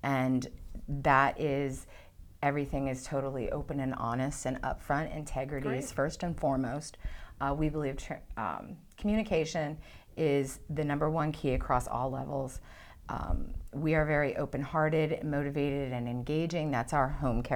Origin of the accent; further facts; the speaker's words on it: Schuylkill County, Pennsylvania, United States; I was born and raised in Schuylkill County